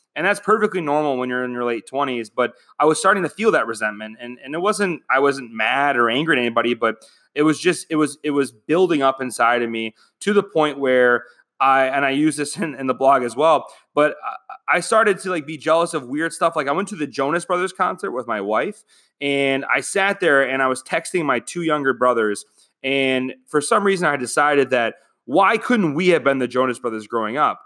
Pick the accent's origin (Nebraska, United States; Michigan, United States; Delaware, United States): Michigan, United States; moved away as an adult; now in Phoenix, United States; I'm from Michigan